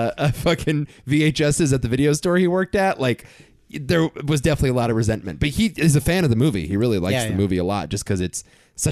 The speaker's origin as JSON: {"language": "English", "region": "California", "country": "United States", "tie": "born or raised there", "said": "you could tell growing up in Southern California around lots of surfer guys."}